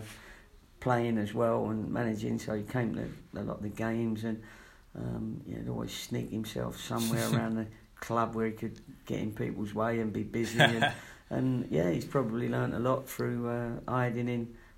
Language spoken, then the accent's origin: English; London, United Kingdom; also born or lived in Watford / Latvia / Yeovil; now in Bristol, United Kingdom; I was born in Fulham, so I wasn't a million miles away from Watford